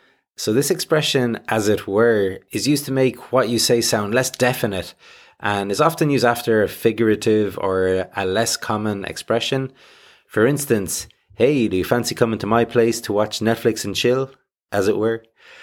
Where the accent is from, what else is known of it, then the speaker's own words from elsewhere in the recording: Ireland; That's good enough for me. I am Irish, after all.